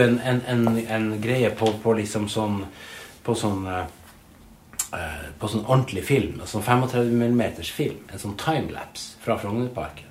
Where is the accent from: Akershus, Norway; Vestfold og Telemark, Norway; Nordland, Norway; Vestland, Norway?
Nordland, Norway; Narvik; moved away as an adult; now in Oslo, Norway; da jeg flytta fra Narvik, der jeg kommer fra